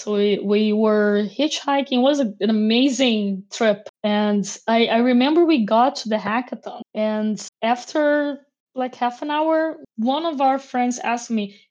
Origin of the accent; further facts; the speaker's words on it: Niterói, Rio de Janeiro, Brazil; English is a second language; moved away; also born or lived in France; I was raised in Niterói, which is, you know, next to São Gonçalo